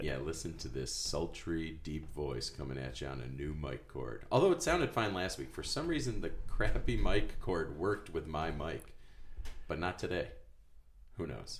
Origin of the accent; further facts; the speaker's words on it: Fairport, New York, United States; I'm from Fairport